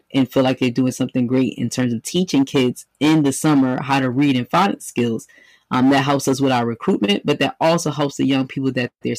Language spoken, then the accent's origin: English; New York City, New York, United States; moved away as an adult; now in Philadelphia, United States; born and bred, New York native, but I came to Philly to go to school